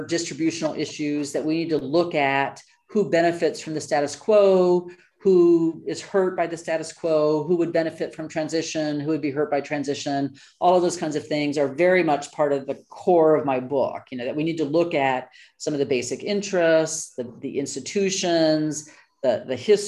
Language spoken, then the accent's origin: English; United States; moved away as an adult; also born or lived in Colorado / New Mexico / Waterloo, Canada; now in London, United Kingdom; I am an American and do research in Brazil